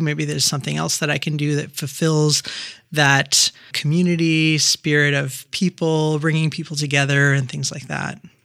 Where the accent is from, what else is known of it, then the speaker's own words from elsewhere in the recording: Quebec, Canada; also born or lived in Turkey; I was born in Turkey, so my family's Turkish, and I grew up in Quebec, going to French elementary school and then to high school in English.